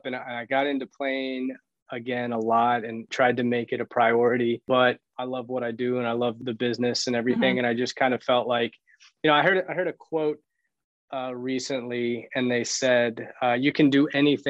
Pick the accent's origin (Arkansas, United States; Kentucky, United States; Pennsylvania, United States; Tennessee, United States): Tennessee, United States; moved away as an adult; also born or lived in Florida / Boone, North Carolina / Honduras; now in Miami, United States; I was born in Florida, raised in Tennessee, undergrad at Appalachian State in Boone, North Carolina, somehow wound up in Honduras, lived in the Peace Corps for a couple of years.